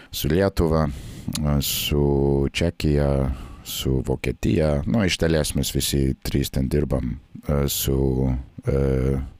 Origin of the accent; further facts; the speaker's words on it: Nebraska, United States; Lithuanian is a second language; moved away as an adult; also born or lived in Baltic states; now in Latvia; Šiaip aš esu kilęs iš Nebraskos valstijos.